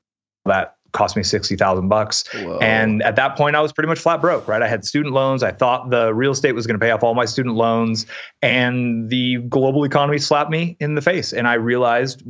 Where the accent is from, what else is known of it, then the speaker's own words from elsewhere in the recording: San Francisco Bay Area, California, United States; I grew up in the San Francisco Bay Area.